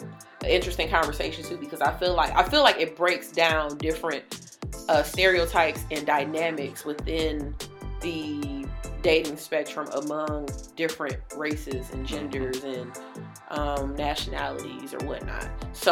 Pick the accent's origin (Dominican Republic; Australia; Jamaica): Jamaica; running a business because I'm a Jamaican